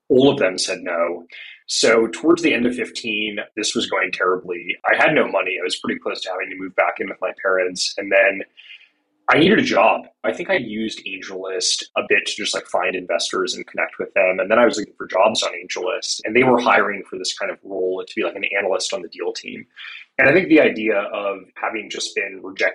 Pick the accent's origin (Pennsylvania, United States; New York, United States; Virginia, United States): New York, United States; New York City; I grew up in New York City